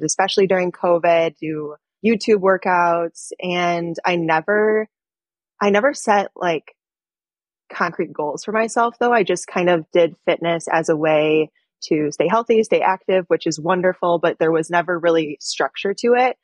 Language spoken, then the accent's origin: English; Michigan, United States; moved away as an adult; now in Chicago, United States; I'm originally from Michigan